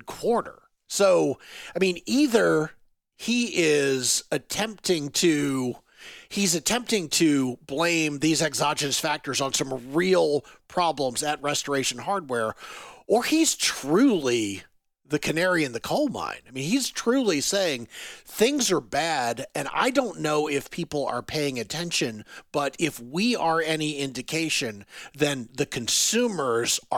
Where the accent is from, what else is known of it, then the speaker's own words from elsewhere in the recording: North Carolina, United States; I am from North Carolina